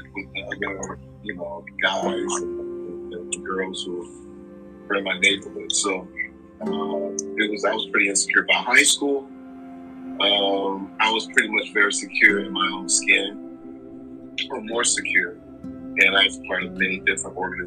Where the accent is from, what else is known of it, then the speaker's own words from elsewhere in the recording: Eatonville, Florida, United States; also born or lived in Roxbury, Boston, Massachusetts; now in Boston, United States; I'm originally from Eatonville, Florida